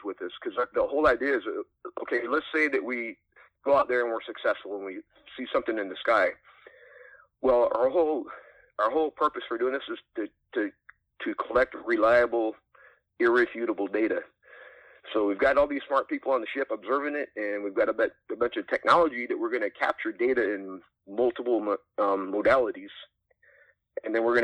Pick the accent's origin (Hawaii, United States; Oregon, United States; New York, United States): Oregon, United States; Cave Junction; also born or lived in Sacramento; I ended up back in my hometown in Cave Junction, Oregon